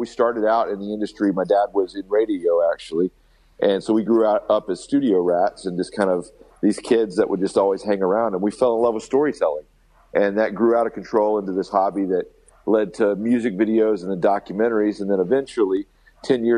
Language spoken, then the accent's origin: English; Alabama, United States; we're kids from Alabama